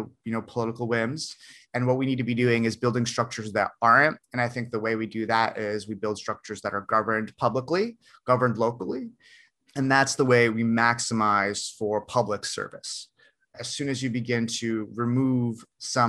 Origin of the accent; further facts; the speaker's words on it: Bloomfield, New Jersey, United States; also born or lived in Russia; the great state of New Jersey is where I live, is where I grew up. I was born in Russia, actually, so I'm an immigrant, but I grew up here